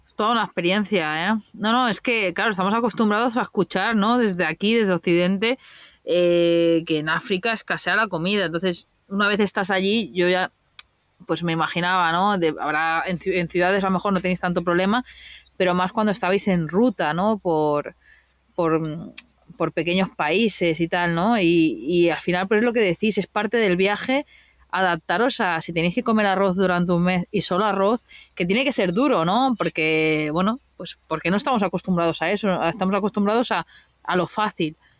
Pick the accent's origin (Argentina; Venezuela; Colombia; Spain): Spain; Mataró, Catalonia; en mi tierra, en Mataró, cerca de Barcelona